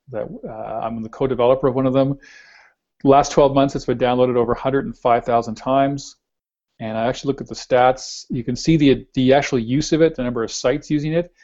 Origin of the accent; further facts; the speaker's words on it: Canada; we're Canadian